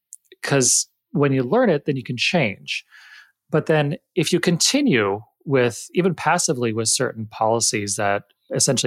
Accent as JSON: {"language": "English", "region": "the West", "country": "United States", "said": "I'm not from the East. I'm not from the South. I've always been a Westerner."}